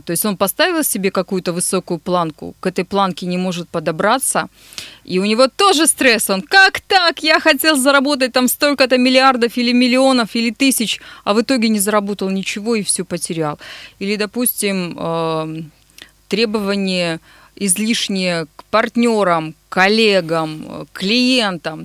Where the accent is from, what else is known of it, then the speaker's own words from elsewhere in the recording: Nizhny Tagil, Sverdlovsk Oblast, Russia; мой родной город